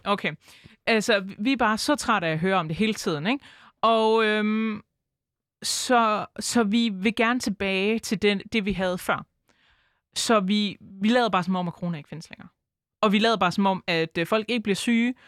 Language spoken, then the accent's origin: Danish; Aarhus, Central Denmark Region, Denmark; jeg er født og opvokset i Aarhus. Jeg har øh, aldrig boet andre steder end i Aarhus.